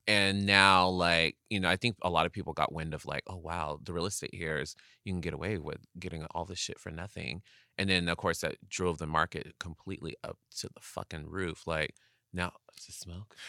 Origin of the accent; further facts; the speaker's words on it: Inland Empire, California, United States; growing up in the Inland Empire, like, Palm Springs is just twenty down, twenty minutes down the street from me